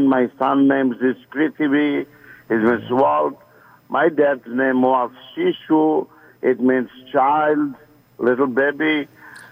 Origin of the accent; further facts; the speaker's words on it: Kolkata, West Bengal, India; now in Clarkston, Georgia, United States; I was born in Bengal, and Bengal means it's in Calcutta and the all greater Bengal of India.